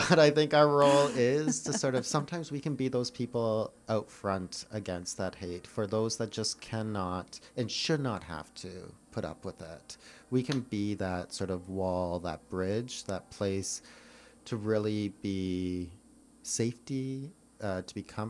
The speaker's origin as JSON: {"language": "English", "town": "Milverton", "region": "Ontario", "country": "Canada", "tie": "born or raised there", "said": "I grew up in a small town called Milverton, Ontario"}